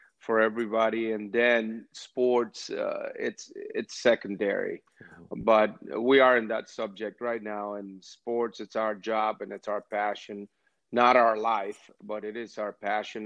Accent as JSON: {"language": "English", "region": "San Pedro de Macorís", "country": "Dominican Republic", "tie": "born or raised there", "moved": "yes", "lives_now": "United States", "said": "I grew up in the Dominican Republic, born and raised and educated down there too"}